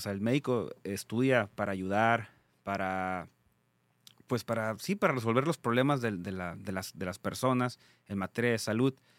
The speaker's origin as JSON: {"language": "Spanish", "town": "Tijuana", "region": "Baja California", "country": "Mexico", "said": "soy de Tijuana, Baja California"}